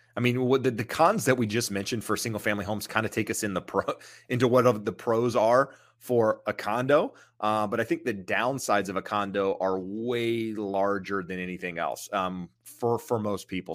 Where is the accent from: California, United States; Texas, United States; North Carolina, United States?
North Carolina, United States; rural eastern; moved away; Being from rural eastern North Carolina, you have land